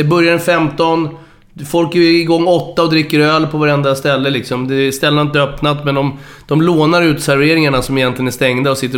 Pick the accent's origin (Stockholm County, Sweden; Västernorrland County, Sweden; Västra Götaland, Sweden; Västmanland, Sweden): Stockholm County, Sweden; Stockholm; also born or lived in Sollentuna; Jag är född på SÖS. Jag är engelsman eh, av min pappas börd. Eh, mm. Så jag har fortfarande brittiskt pass. Men jag är född här på Södersjukhuset. Eh, på Södermalm. Min mamma var bajare.